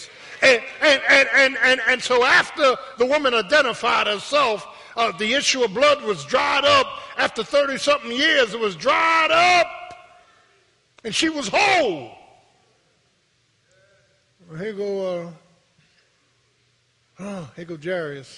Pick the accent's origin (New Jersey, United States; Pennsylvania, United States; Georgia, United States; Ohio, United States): Pennsylvania, United States; Philadelphia; I was born in Pennsylvania Hospital on the 8th floor